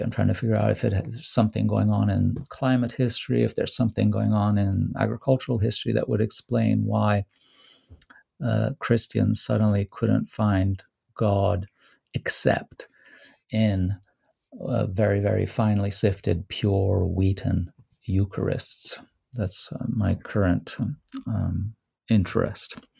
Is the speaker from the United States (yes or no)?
no; Rome, Lazio, Italy; moved away; Rome, which is my hometown